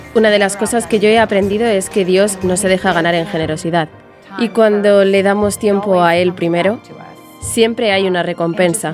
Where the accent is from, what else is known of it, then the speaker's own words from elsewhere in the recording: Jacksonville, Florida, United States; soy de Jacksonville, Florida, y he vivido aquí toda mi vida.